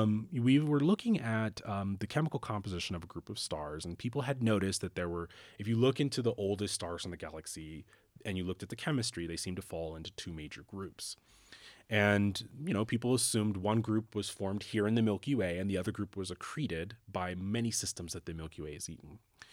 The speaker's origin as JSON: {"language": "English", "town": "Canton", "region": "Ohio", "country": "United States", "tie": "born or raised there", "said": "And I grew up in Canton, Ohio, so it's a relatively small city and, well, bigger than Aspen. But I grew up in a small city in Ohio"}